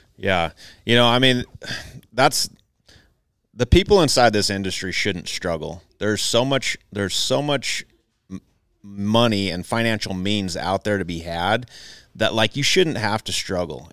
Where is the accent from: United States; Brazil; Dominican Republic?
United States; Southern Idaho; I was raised in Southern Idaho